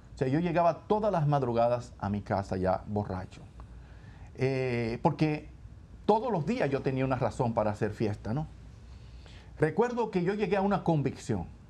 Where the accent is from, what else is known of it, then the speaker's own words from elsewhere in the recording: Santo Domingo, Distrito Nacional, Dominican Republic; yo eh, nací también en Santo Domingo, que es la capital de la República Dominicana. Eh, y yo crecí en una familia